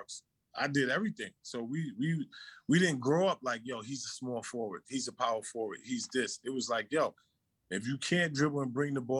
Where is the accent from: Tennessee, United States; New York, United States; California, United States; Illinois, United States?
New York, United States; New York City; growing up in New York